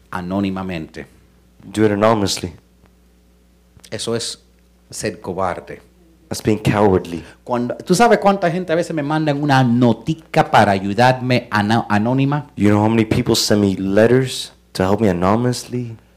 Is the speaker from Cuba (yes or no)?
yes; Cuba; Porque como soy cubano, a mí lo que me dice